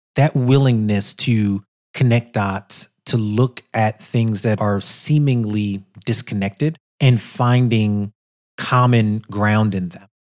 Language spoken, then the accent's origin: English; New York City, New York, United States; a black guy growing up in Brooklyn